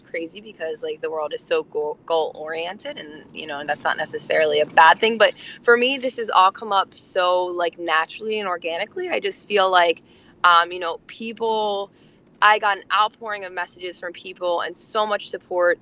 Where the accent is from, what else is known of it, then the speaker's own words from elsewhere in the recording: Absecon, New Jersey, United States; I'm from New Jersey too, girl. Um, I'm from Atlantic, uh, right outside of Atlantic City, Absecon.